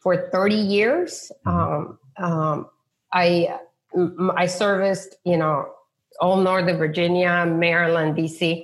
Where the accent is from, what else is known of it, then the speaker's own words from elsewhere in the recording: Peru; moved away as an adult; now in United States; I was born in Peru